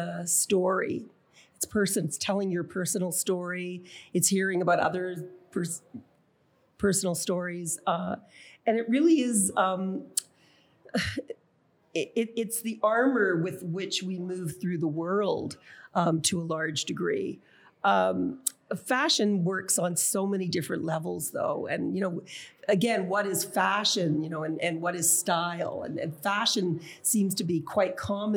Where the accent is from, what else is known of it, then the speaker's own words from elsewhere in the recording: Canada; my identity as a Canadian. I mean, people didn't even realize that we were from Canada